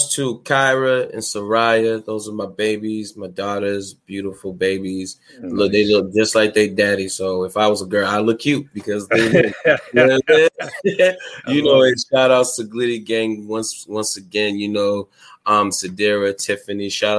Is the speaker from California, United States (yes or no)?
no; Boston, Massachusetts, United States; also born or lived in New Bedford, Massachusetts; I'm from Boston, Massachusetts, but I used to live out there